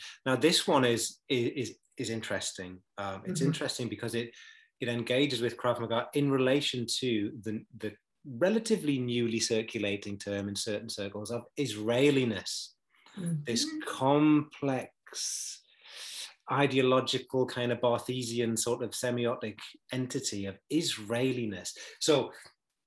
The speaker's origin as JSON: {"language": "English", "country": "United Kingdom", "said": "I'm British"}